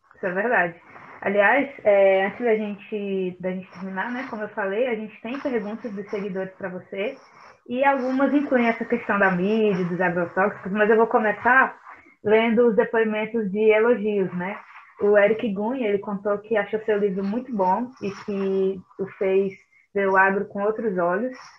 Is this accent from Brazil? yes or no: yes; Brazil; nós, enquanto brasileiros